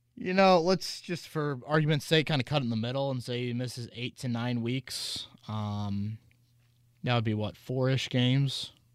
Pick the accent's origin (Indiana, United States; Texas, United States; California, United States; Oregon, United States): Indiana, United States; Hamilton County; I grew up in Hamilton County